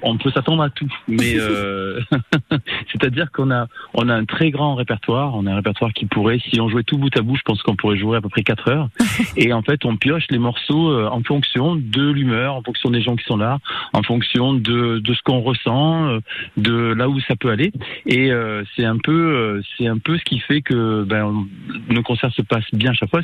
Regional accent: Avignon, Provence-Alpes-Côte d'Azur, France; je suis d'origine d'Avignon

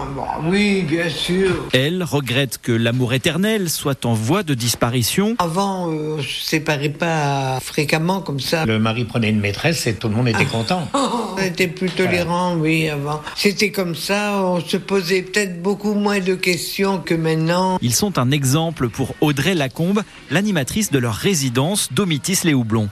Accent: Brittany, France; moved away as an adult; also born or lived in Dijon / Chalon-sur-Saône; j'ai quitté la Bretagne, j'avais 21 ans pour partir en Bourgogne

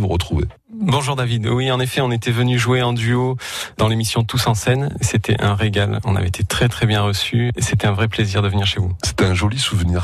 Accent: Vaucluse, Provence-Alpes-Côte d'Azur, France; also born or lived in Africa; Je suis devenu Vauclusien pendant mon enfance. En fait, j'ai grandi en Afrique du fait du travail de mes parents et on est arrivé dans le Vaucluse quand j'étais tout petit

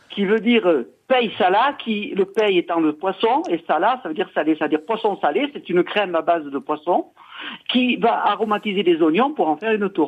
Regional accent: Nice, Provence-Alpes-Côte d'Azur, France; now in Cagnes-sur-Mer, France; j'habite Cannes-sur-Mer, mais je suis niçois de naissance avec des origines italiennes.

